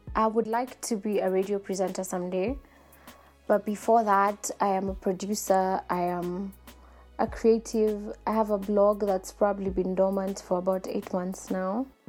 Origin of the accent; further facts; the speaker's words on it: Nairobi, Kenya; I'm an African lady, born and bred in Nairobi, Kenya.